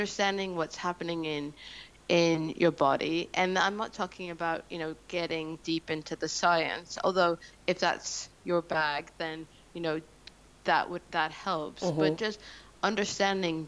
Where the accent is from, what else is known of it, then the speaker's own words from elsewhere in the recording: Canada; moved away as an adult; now in London, United Kingdom; I'm Canadian, so I'd lived in London for about 5 years at that point